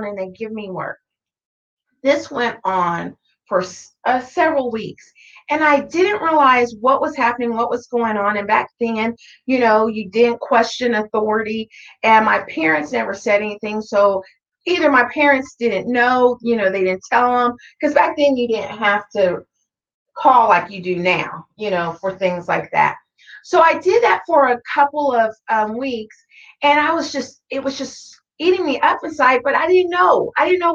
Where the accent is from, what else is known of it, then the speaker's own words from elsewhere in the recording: Tonganoxie, Kansas, United States; I grew up in Tonganoxie, Kansas, which is a small little country town in between Lawrence and Leavenworth.